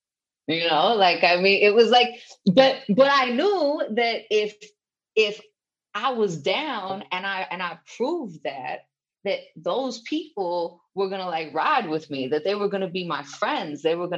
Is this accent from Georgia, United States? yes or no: no; Texas, United States; Hey, you know I'm from Texas.